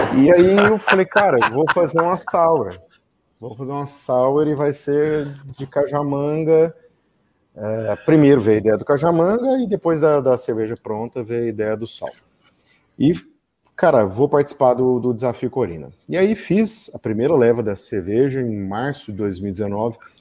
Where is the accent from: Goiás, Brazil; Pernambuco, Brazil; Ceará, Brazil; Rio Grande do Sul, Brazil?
Goiás, Brazil; interior of; also born or lived in Goiânia; eu sou goiano, uh, nasci em Goiânia, mas uh, na verdade minha mãe é, foi ter o parto lá, mas eu sou do interior